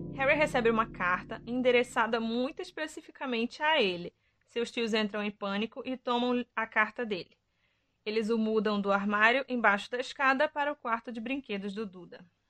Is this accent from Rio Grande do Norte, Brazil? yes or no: no; Pará, Brazil; no meu país, Pará